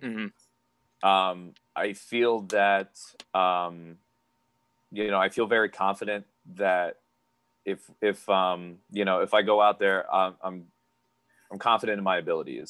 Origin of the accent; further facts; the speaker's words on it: Pennsylvania, United States; moved away as an adult; now in Florida, United States; I was born and raised in Pennsylvania. My family is from Hawaii